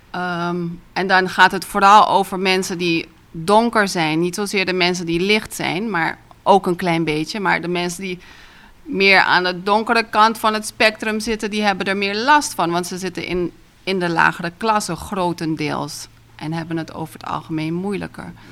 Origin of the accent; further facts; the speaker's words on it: Curaçao; also born or lived in Netherlands; Ik ben in Nederland geboren, maar ik ben vanaf drie maandjes hier opgegroeid enzovoort. Ik woon weer hier.